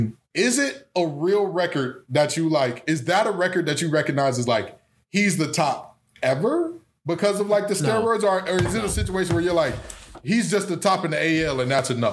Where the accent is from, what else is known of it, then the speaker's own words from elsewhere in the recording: Detroit, Michigan, United States; We're all from Detroit.